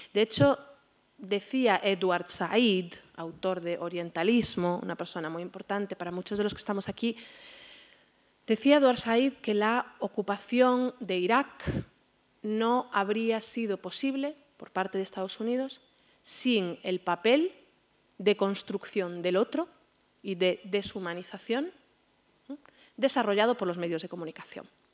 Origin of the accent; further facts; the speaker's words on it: Spain; como, como, españoles, como españolas